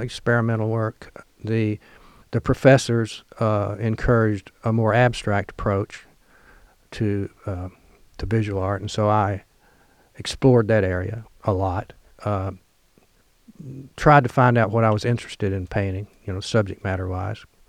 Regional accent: Kennett, Missouri, United States; moved away as an adult; now in Oxford, United States; I grew up in Kennett, Missouri

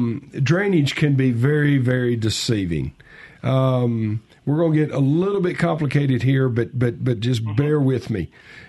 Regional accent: Southaven, Mississippi, United States; I'm from South Haven

